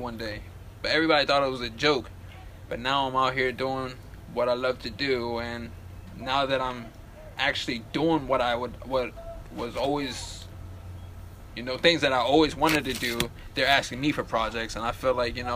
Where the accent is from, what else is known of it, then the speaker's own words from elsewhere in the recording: Silver Spring, Maryland, United States; also born or lived in Eastern Shore, Maryland; now in Hagerstown, United States; I was born and raised in Silver Spring, Maryland. I moved to the Eastern Shore and then I moved here to Hagerstown